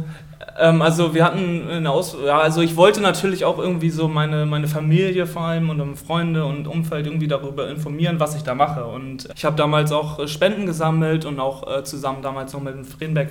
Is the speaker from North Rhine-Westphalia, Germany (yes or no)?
no; Stade district, Lower Saxony, Germany; moved away as an adult; now in Oldenburg, Germany; komme gebürtig aus dem Landkreis Stade, bin da geboren und habe auch da das Handballspielen gelernt